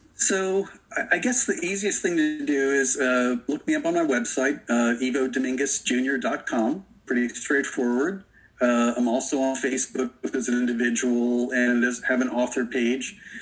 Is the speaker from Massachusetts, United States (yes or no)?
no; Florida, United States; I grew up in Florida